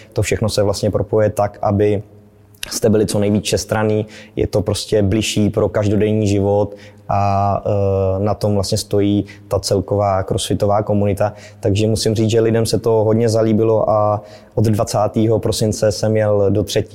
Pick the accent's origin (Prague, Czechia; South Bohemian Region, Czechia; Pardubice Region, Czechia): South Bohemian Region, Czechia; Prachatice; also born or lived in České Budějovice; tady navštěvoval místní Dynamo České Budějovice, kde jsem, kam jsem i vlastně z Prachatic dojížděl do školy fotbalové